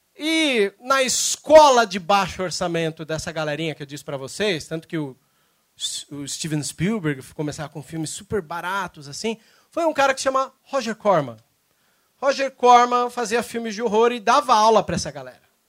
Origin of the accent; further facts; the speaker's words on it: São Paulo, Brazil; moved away as an adult; now in Cascavel, Brazil; embora eu tô morando lá em Cascavel, eu sou de São Paulo